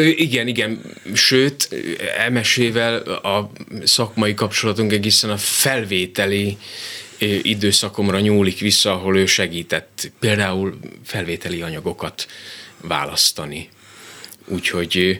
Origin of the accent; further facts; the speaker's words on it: Dunamocs, Nitra Region, Slovakia; also born or lived in Komárno; now in Miskolc, Hungary; rengeteg élmény köt a szülőfalomhoz. Leginkább a szabadság érzése, amikor délutánonként biciklivel mentem a kutyával a határba